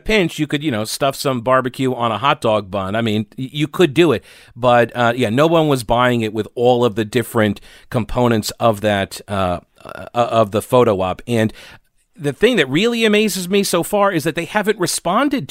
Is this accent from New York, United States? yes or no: yes; New York, United States; also born or lived in South Carolina; now in North Carolina, United States; I'm from New York